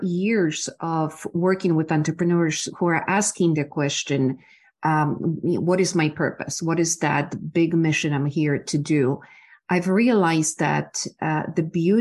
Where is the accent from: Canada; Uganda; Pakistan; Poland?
Poland; English is a second language; moved away as an adult; also born or lived in Ohio; now in Texas, United States; I'm originally from Poland. I grew up during the time of communism